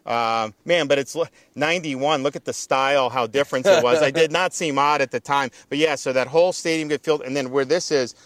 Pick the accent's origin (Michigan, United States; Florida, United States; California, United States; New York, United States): Florida, United States; Dunedin; moved away as an adult; I'm coming from Dunedin